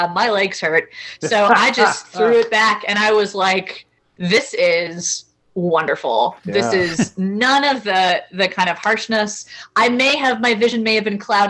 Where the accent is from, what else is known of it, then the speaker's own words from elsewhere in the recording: Louisville, Kentucky, United States; my hometown of Louisville, Kentucky